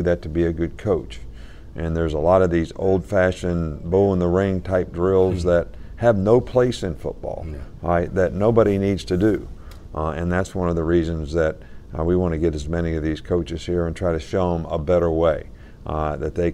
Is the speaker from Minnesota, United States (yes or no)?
no; West Virginia, United States; my dad actually started Pop Warner football in our area in West Virginia